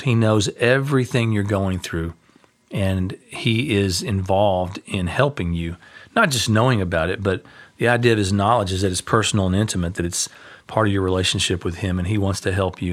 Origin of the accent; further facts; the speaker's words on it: United States; we're American